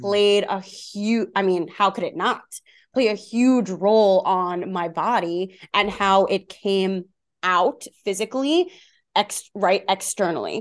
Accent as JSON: {"language": "English", "area": "Long Island", "region": "New York", "country": "United States", "tie": "born or raised there", "said": "I grew up on Long Island, New York, so that's where the accent is from."}